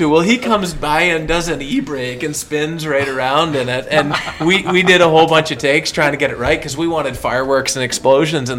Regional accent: Canada; growing up in Canada.

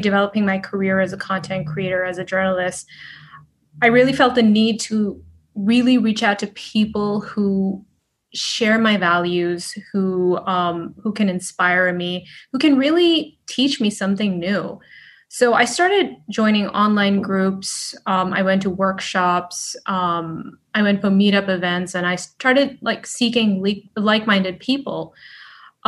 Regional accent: Dubai, United Arab Emirates; also born or lived in United States / Sweden; now in Los Angeles, United States; I grew up in Dubai

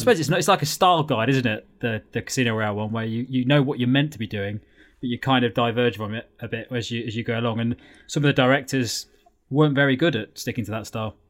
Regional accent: Lincolnshire, East Midlands, United Kingdom; we're from Lincolnshire

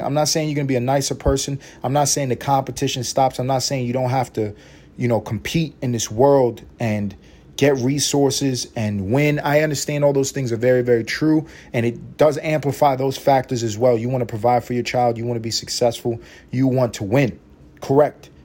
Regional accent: New York City, New York, United States; moved away; I'm from Harlem through and through. I grew up in Washington Projects, East Harlem

